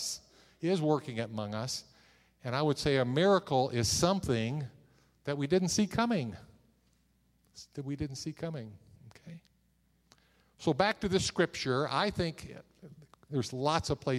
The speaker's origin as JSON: {"language": "English", "region": "Missouri", "country": "United States", "said": "I'm from Missouri."}